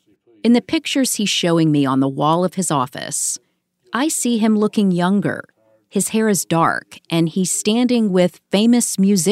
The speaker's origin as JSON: {"language": "English", "region": "Alabama", "country": "United States", "tie": "born or raised there", "said": "Like Bill Baxley, I was born and raised in Alabama."}